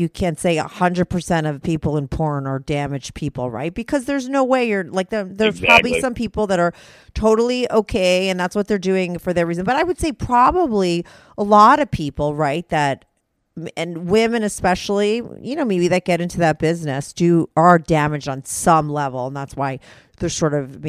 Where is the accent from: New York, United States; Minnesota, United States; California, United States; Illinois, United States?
New York, United States; New York City; I'm from New York City